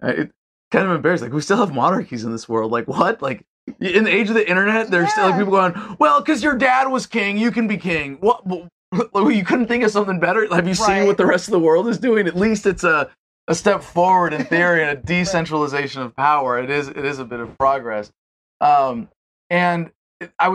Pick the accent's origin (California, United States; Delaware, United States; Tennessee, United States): California, United States; San Francisco; also born or lived in Montreal; I was born in San Francisco, California